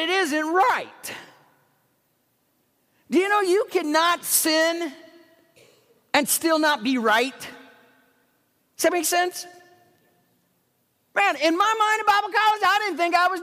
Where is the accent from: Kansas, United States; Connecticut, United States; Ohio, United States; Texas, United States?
Ohio, United States; Dayton; moved away as an adult; I was raised in Dayton, Ohio, for those of you who may not know. I was a northern kid